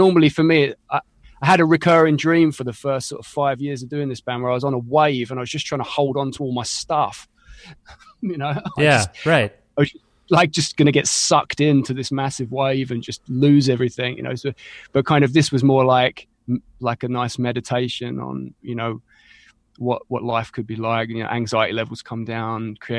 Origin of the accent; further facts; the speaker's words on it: East of England, United Kingdom; Yeah, I'm an Essex boy, but I probably couldn't be further from the Essex boy stereotype.